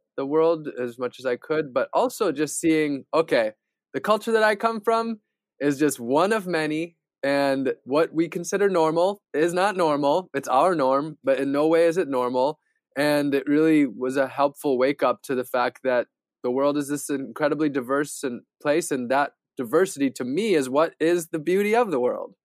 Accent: Wisconsin, United States; Growing up in Wisconsin, where pretty much everybody's white

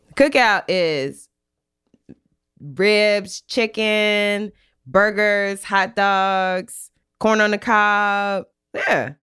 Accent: Maryland, United States; I'm from Maryland

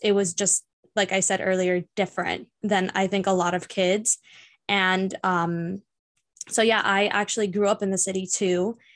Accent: Miami, Florida, United States; I was born and raised here in Miami.

